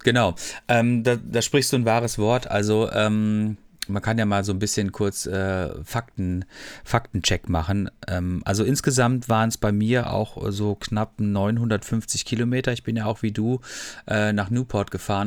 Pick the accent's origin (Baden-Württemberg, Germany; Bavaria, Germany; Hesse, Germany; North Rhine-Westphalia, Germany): Baden-Württemberg, Germany; Freiburg; Ich komme aus Freiburg eigentlich ursprünglich